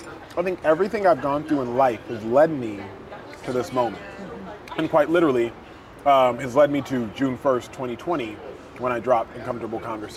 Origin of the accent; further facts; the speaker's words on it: Nigeria; My pole, if you will, that I'm attached to if I were the ball, is my faith, my Christianity, and being a Nigerian.